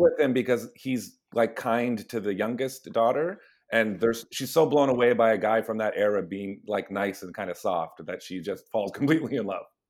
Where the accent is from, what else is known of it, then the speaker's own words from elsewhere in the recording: Hamilton, Ontario, Canada; now in Toronto, Canada; we're all from Hamilton, uh, but we're all based in Toronto.